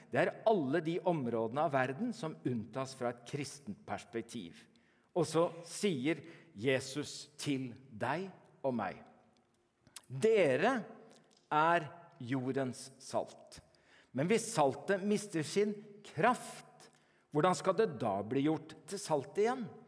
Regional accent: Norway; born there; Så jeg er ikke kristen fordi jeg er født i Norge.

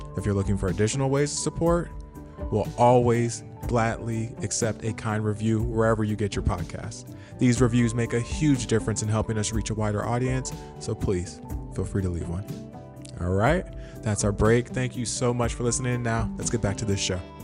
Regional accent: Modesto, California, United States; my hometown of Modesto

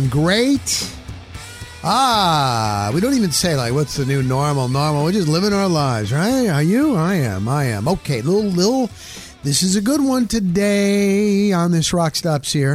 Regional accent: New Jersey, United States; also born or lived in Denver, Colorado; now in Tampa Bay, United States; Originally, I'm from New Jersey, that New York, New Jersey, PA, Northeast

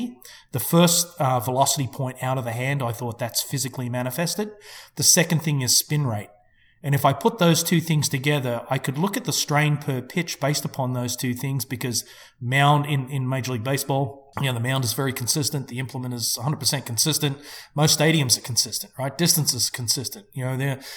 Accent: Melbourne, Victoria, Australia; moved away; an Australian company out of my hometown of Melbourne

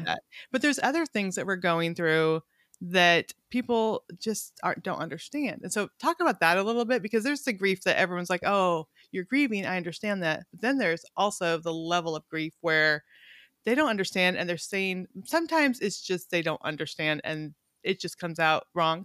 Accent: California, United States; also born or lived in Montana; now in Little Rock, United States; I grew up in California, which we were very ethnically diverse.

